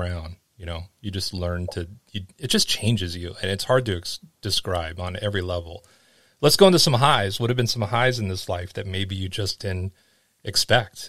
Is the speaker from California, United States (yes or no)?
yes; Los Angeles, California, United States; moved away as an adult; growing up in Los Angeles